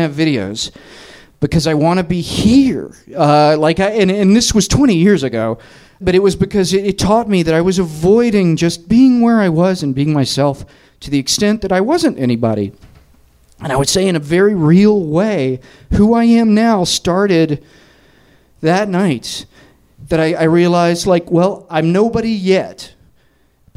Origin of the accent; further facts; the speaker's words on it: Tennessee, United States; moved away as an adult; also born or lived in New York; I'm from Tennessee